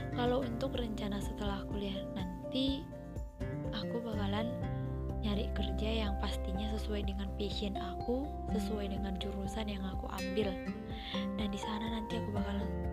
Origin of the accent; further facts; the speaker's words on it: Srikalang, North Sumatra, Indonesia; Aku berasal dari Srikalang, Provinsi Sumatera Utara